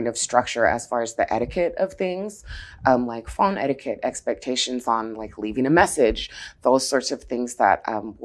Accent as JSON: {"language": "English", "town": "Seattle", "region": "Washington", "country": "United States", "tie": "born or raised there", "said": "I am born and raised in Seattle, Seattle native"}